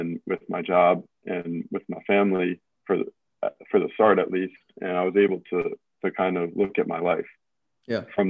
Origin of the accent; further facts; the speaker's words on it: Southern Prince George's County, Maryland, United States; I grew up in Southern PG County